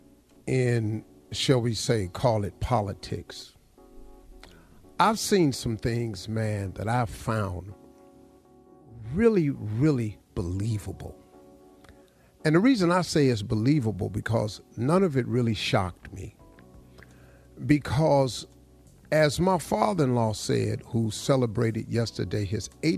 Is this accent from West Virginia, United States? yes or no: yes; Welch, West Virginia, United States; I grew up in Welch, West Virginia